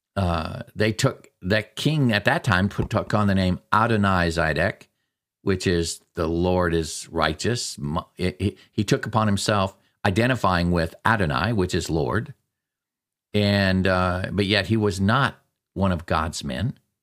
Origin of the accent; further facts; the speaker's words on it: Alaska, United States; I grew up in Alaska